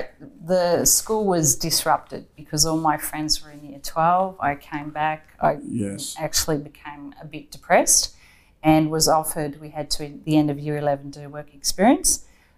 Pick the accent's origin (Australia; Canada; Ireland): Australia; Melbourne, Victoria; also born or lived in Michigan, United States; No, I'm from Melbourne, so okay. I went to a girls' school in Melbourne, Star of the Sea.